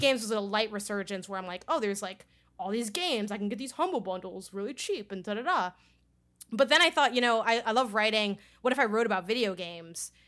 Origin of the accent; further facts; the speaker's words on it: Chicago, Illinois, United States; I grew up in Chicago and I went to school on the north side, like, downtown-ish, and I lived in the south side